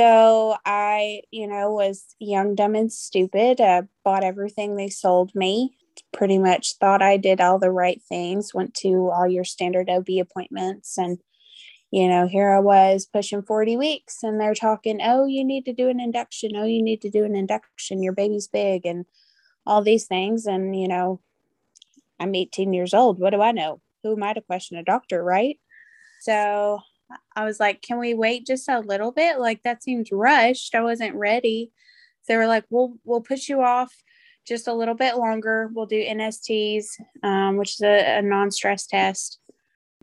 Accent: Nashville, Tennessee, United States; I was born and raised in Nashville, Tennessee. I've lived here my whole life

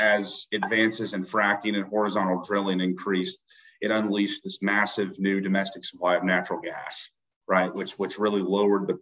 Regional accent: Eastern Kentucky region, United States; moved away as an adult; also born or lived in Atlanta; now in Pikeville, United States

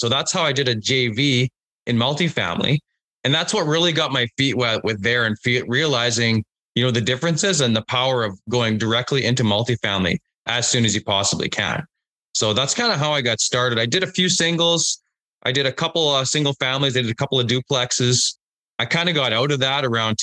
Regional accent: Unity, Saskatchewan, Canada; also born or lived in Alberta / British Columbia; born and raised in Saskatchewan. You know, I've lived in Alberta and BC

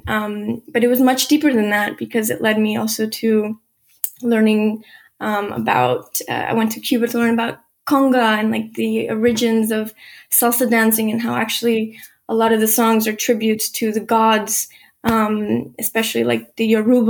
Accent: Guatemala; born there; I was born in Guatemala, and, you know, I was doing a lot of salsa dancing at university

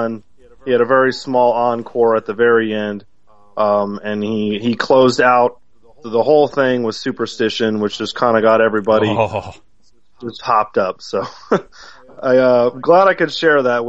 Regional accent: Atlanta, Georgia, United States; also born or lived in Detroit, Michigan; I'm originally from Detroit and all my family's from Detroit, my parents were really big, because they were children of the 60s. They were baby boomers. They really loved Motown. And when I was growing up here in Atlanta

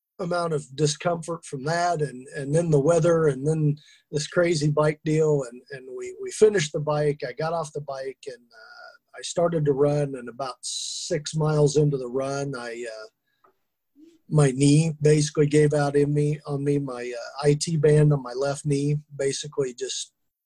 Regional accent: Kansas, United States; I'm from Kansas. We're a long way from the ocean

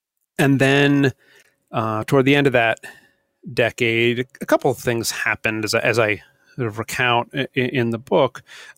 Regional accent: New Hampshire, United States; also born or lived in Vermont; I grew up not hunting. I grew up fishing in New Hampshire and some in Vermont.

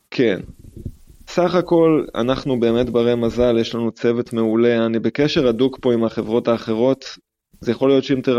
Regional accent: Jerusalem, Jerusalem District, Israel; now in Portugal; אני תמיד הייתי בן אדם של חשיש. לא יודע אם זה קשור לזה שאני ירושלמי, יכול להיות, אבל על זה גדלנו בבית, ועד היום זה נשאר.

